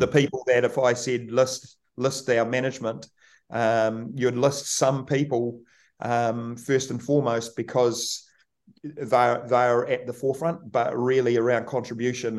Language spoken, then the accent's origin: English; Kaikoura, Canterbury, New Zealand; born or raised there